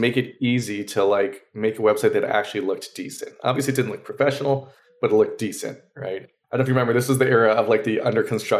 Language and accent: English; Maryland, United States; we're growing up in Maryland. There's not, okay, you know, a big VC scene there.